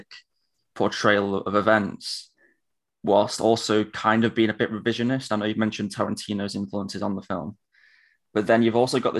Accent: United Kingdom; as a British person

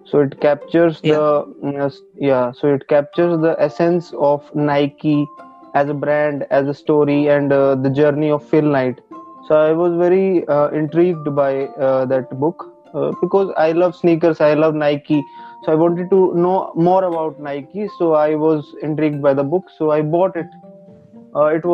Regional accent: Karnal, Haryana, India; I'm basically from Karnal, Haryana

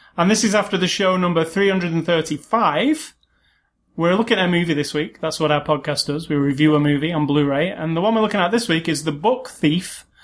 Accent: United Kingdom; being British

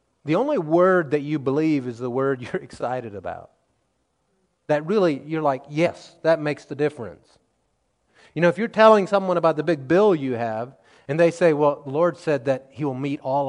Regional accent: the Ozarks of Missouri, United States; growing up in the Ozarks of Missouri

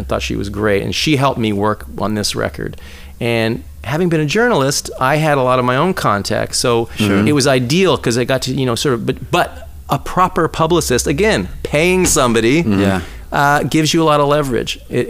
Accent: Schenectady, New York, United States; moved away; also born or lived in San Francisco; I was born in upstate New York.

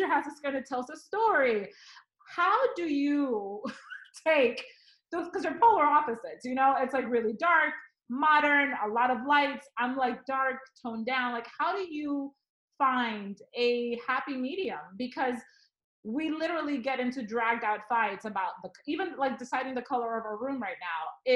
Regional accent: Dominican Republic; moved away; I grew up in the Dominican Republic, where on an island, you have a lot of wooden

